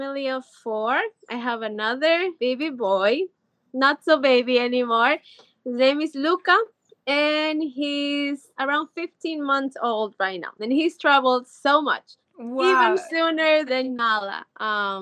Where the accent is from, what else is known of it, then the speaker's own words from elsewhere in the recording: Ecuador; moved away as an adult; now in California, United States; I'm originally from Ecuador, so I'm very, very Latina, but I've been living in California for a very long time, about 12 years or so